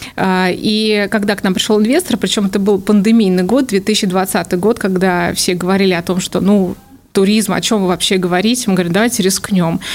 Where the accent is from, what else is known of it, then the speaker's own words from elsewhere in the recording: Kaluga, Kaluga Oblast, Russia; also born or lived in United States; коренная калужанка, мои родители тоже из Калуги